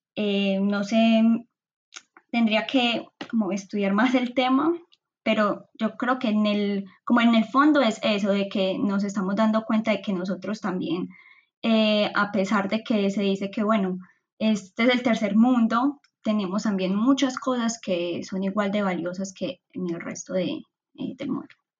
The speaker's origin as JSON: {"language": "Spanish", "town": "Medellín", "region": "Antioquia", "country": "Colombia", "moved": "yes", "lives_now": "Netherlands", "said": "yo soy de Medellín, una ciudad que queda en el centro del país pero aún así, a pesar de que me siento muy identificada con mi cultura paisa"}